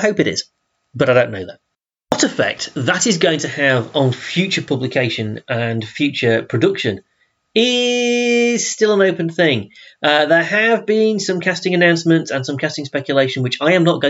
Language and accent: English; Yorkshire and the Humber, United Kingdom; I'm from South Yorkshire.